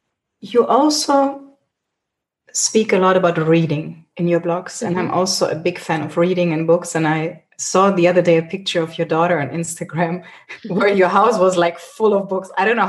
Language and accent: English; Germany; moved away as an adult; I grew up in Germany as well.